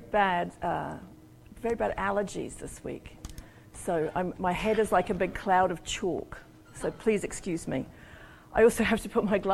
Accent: Auckland, New Zealand; moved away as an adult; also born or lived in Sheffield, England / New Orleans; I was born and brought up in New Zealand, and I lived about 30 years overseas, and I just moved home about a year and a half ago, actually.

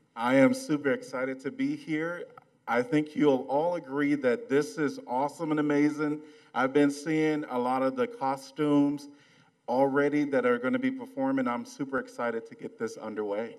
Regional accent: Chicago, Illinois, United States; now in Iowa City, United States; I'm from Chicago

